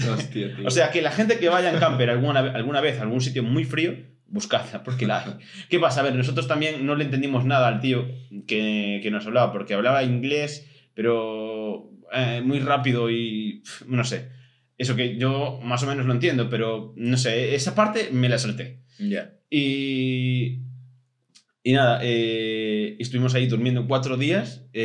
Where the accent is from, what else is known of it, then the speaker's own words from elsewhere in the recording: Spain; Somos españoles.